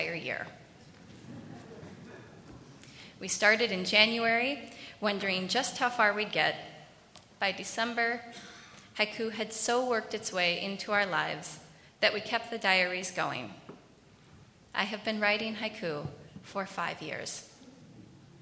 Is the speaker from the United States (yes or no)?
yes; Minneapolis, Minnesota, United States; I was born in the Twin Cities to parents who are kind, thoughtful, and generous